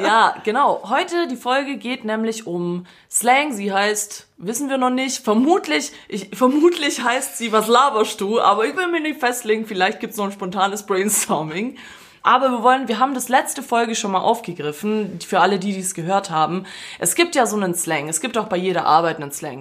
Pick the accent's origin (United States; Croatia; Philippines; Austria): Croatia; also born or lived in Swabia; Ich bin eigentlich Kroate, aber ich tu so als Fake-Schwabe.